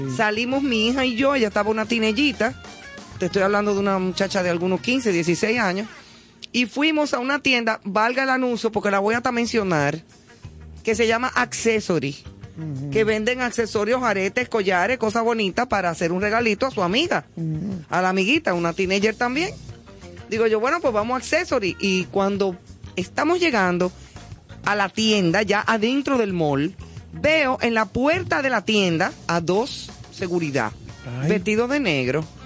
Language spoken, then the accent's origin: Spanish; Dominican Republic; como decimos en buen dominicano